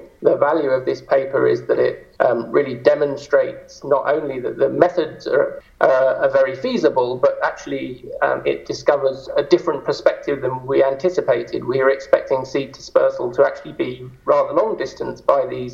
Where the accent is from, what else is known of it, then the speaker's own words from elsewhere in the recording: United Kingdom; moved away as an adult; also born or lived in Edinburgh / Aberdeen; now in Zurich, Switzerland; I'm a Brit in origin